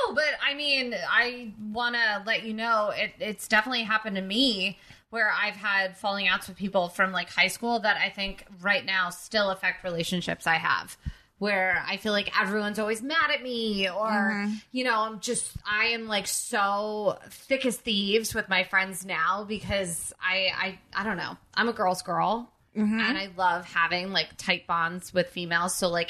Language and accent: English; New Jersey, United States; also born or lived in California; I think I never had one because I grew up in New Jersey. But then when I was six or seven, we moved to California.